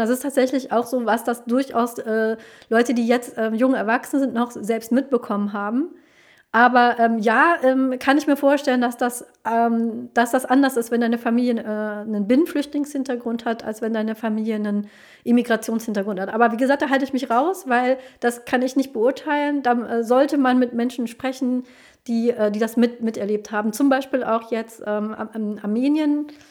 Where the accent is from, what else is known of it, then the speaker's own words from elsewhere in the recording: Germany; also born or lived in Colombia; ich bin in Kolumbien geboren, ich bin aber aufgewachsen, sozialisiert hier in Deutschland